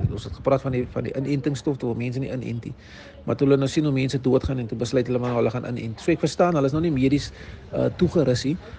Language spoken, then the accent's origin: Afrikaans; Cape Town, Western Cape, South Africa; also born or lived in Bridgetown/Breeden Manor (lives); ek is um van Mannenberg